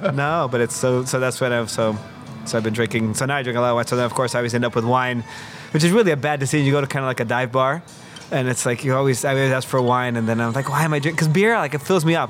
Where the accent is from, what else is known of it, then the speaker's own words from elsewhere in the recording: Mexico City, Mexico; also born or lived in Brooklyn, New York; now in New York, United States; I'm from Mexico City